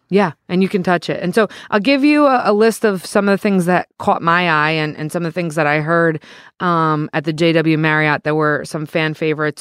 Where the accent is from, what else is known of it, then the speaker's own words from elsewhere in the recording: New Jersey, United States; I am a resident from New Jersey